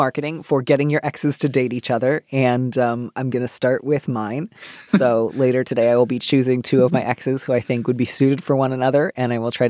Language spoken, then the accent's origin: English; Midwest, United States; And that's what I associate with waspiness. I don't know. I grew up in the Midwest.